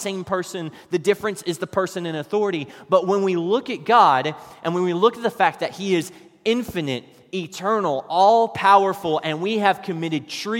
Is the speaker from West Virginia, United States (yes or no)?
yes; West Virginia, United States; while I was growing up in West Virginia